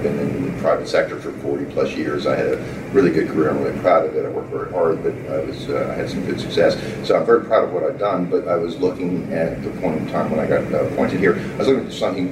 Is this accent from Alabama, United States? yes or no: no; Boston, Massachusetts, United States; I grew up in Boston